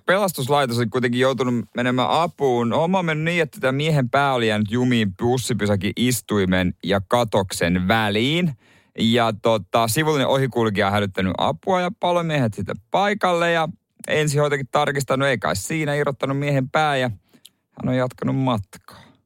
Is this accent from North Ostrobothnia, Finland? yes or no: no; Seinäjoki, South Ostrobothnia, Finland; mä oon Seinäjoelta